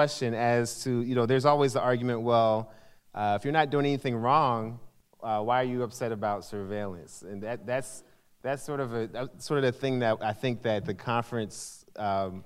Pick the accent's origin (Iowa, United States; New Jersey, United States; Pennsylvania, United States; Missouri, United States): Missouri, United States; St. Louis; moved away; I'm from St. Louis